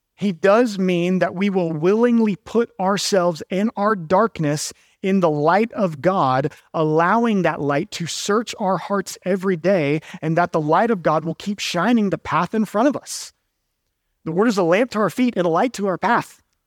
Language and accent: English; Georgia, United States; now in Durham, United States; I'm originally from Georgia